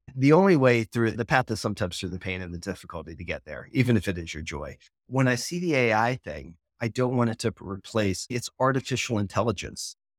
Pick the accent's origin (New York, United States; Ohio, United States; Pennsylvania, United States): Pennsylvania, United States; Philadelphia; moved away; I'm originally from Philly